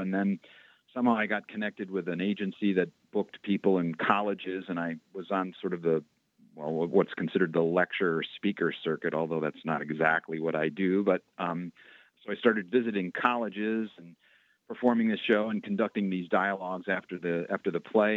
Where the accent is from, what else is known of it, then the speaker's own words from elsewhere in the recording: Waukegan, Illinois, United States; also born or lived in Boston; I actually grew up in a little town north of Chicago, about 40 miles north, a town called Waukegan